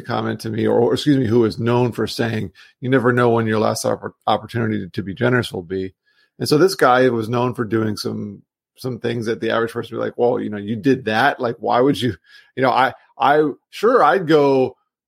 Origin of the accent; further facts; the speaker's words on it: South Florida, United States; moved away as an adult; also born or lived in New York; I grew up in South Florida